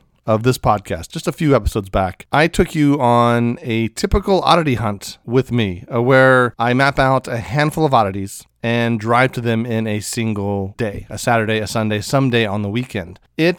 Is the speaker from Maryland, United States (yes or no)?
yes; Maryland, United States; we were in Maryland, my home state. I haven't lived there for a decade, but it's my home state.